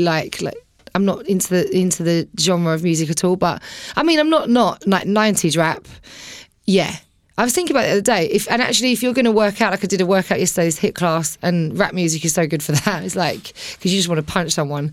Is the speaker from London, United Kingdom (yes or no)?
no; Billericay, East of England, United Kingdom; also born or lived in Romford; I was born in Romford, grew up in Billericay